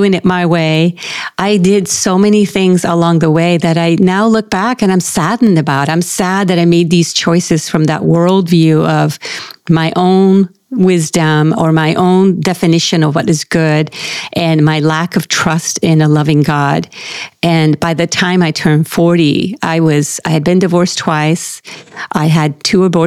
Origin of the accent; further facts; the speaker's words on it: Puerto Rico; now in Irvine, United States; I was born and raised in Puerto Rico